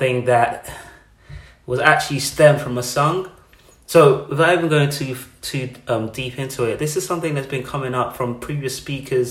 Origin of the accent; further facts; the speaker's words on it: Nigeria; now in United Kingdom; I'm born and raised in Nigeria